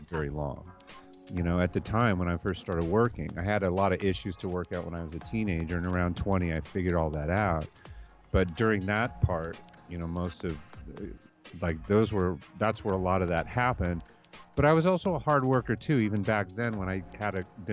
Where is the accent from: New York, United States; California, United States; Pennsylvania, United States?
California, United States; Castro Valley; I grew up in the Bay Area in a small town called Castro Valley